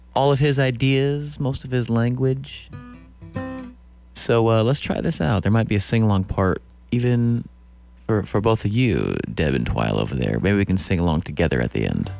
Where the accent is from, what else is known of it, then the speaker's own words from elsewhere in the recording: Iowa, United States; moved away as an adult; also born or lived in Council Bluffs, Iowa / Oskaloosa, Iowa / Pella, Iowa / Carroll, Iowa; I grew up in Iowa, Council Bluffs, Oskaloosa, Pella, and I was born in Carroll, Iowa